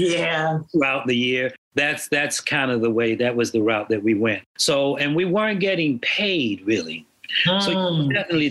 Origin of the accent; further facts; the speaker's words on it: Washington, District of Columbia, United States; moved away as an adult; now in New York, United States; From Washington, D.C. That's where I was born and raised. From Washington, D.C., not very far away, but it took me long enough to get up here.